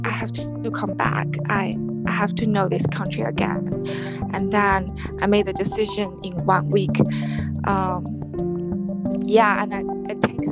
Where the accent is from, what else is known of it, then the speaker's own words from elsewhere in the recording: China; moved away as an adult; also born or lived in New York; I come from China.